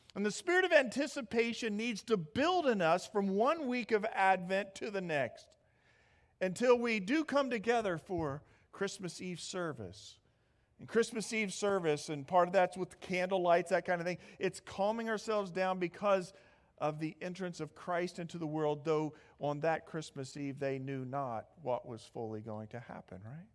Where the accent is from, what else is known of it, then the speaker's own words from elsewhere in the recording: Midwest, United States; moved away; I'm from the Midwest, so you have to understand I'm a Big Ten kind of guy.